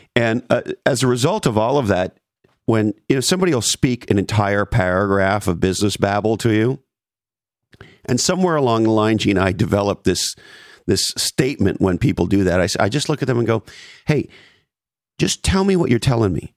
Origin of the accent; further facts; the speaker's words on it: Canada; as a Canadian